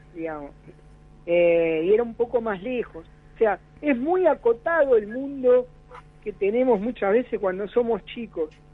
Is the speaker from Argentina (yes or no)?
yes; Buenos Aires, Argentina; also born or lived in Parque Chacabuco, Buenos Aires; me crié en Parque Patricio, en otro barrio, hasta los 15 años.